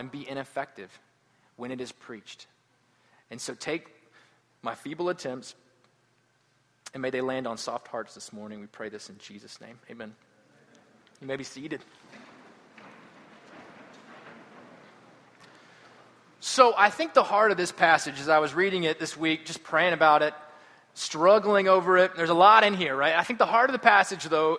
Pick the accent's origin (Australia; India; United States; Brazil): United States; Atlanta, Georgia; I'm from Atlanta